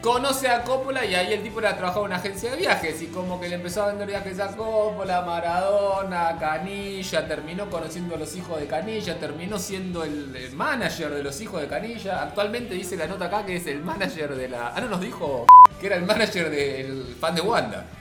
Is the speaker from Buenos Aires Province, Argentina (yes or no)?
yes; Avellaneda, Buenos Aires Province, Argentina; yo soy de Avellaneda, la tierra del el mago sin dientes